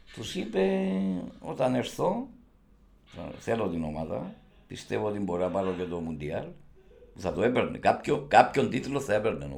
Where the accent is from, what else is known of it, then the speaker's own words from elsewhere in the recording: Cyprus; είμαι δημοσιογράφο από την Κύπρο